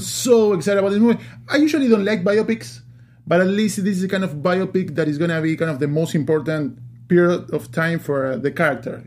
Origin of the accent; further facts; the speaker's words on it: Uruguay; moved away; I'm from Uruguay, South America